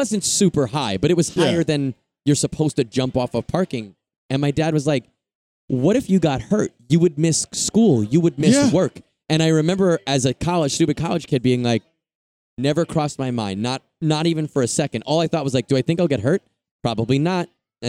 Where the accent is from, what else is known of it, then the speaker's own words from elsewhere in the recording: Long Island, New York, United States; Okay, New York.